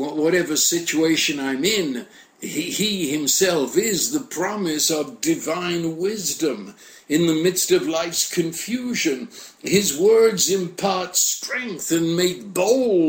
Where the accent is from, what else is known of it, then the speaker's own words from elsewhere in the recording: United Kingdom; I'm British